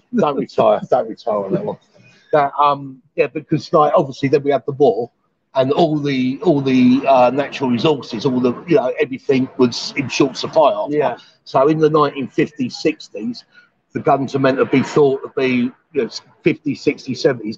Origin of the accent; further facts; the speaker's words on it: London, United Kingdom; moved away as an adult; now in Pattaya, Thailand; I'm sort of from London